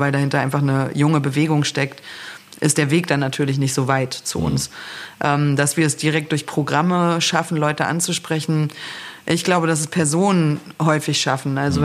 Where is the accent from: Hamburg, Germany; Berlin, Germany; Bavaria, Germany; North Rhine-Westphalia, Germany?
Berlin, Germany; also born or lived in Northern Germany; Also ich bin ja in Ostberlin eigentlich groß geworden, äh, komme zwar aus Norddeutschland, aber habe hier eine, äh, meine Jugend sozusagen in äh, verbracht in Lichtenberg